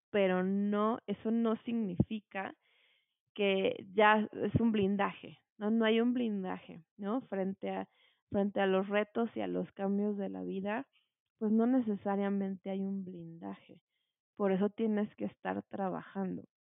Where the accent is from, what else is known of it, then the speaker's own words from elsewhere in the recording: Morelos, Mexico; moved away as an adult; now in Mexico City, Mexico; yo nací aquí en la Ciudad de México y desde muy chiquita, eh, pues me llevaron a vivir a Morelos. Estuve allá desde los tres años y por allá estudié pues bueno, pasé allá toda mi infancia, mi adolescencia